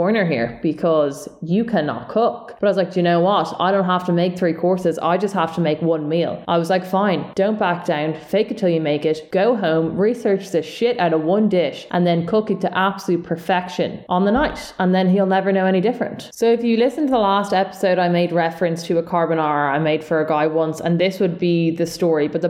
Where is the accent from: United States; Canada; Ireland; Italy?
Ireland; Dublin, Leinster; accent: South Dublin